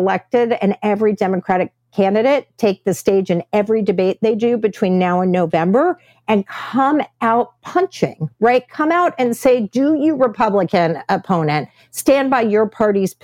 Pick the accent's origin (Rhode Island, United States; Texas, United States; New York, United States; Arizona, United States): Texas, United States; my home state of Texas